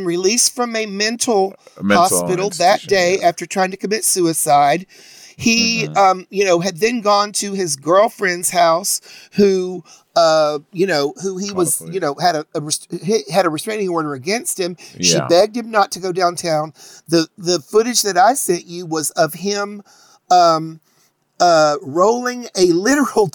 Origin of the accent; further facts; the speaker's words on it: the South, United States; I'm from the South